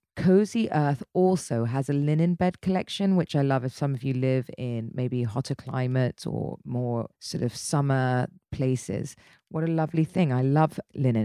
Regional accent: United Kingdom; I'm very British

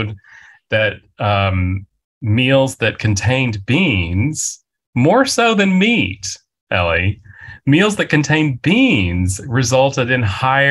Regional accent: West Texas, United States; I grew up in West Texas

